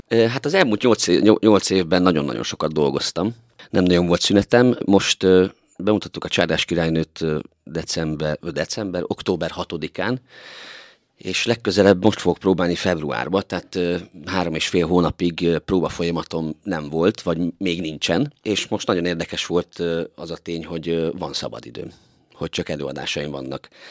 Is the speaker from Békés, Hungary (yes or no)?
no; Tiszalök, Szabolcs-Szatmár-Bereg, Hungary; now in Miskolc, Hungary; én Tiszalonyban nőttem föl, egy Szabolcsi kisfaluban